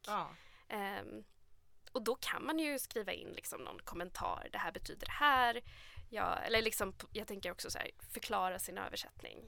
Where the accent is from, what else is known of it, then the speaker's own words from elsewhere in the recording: Sweden; man själv är en svensk författare som är uppvuxen i Sverige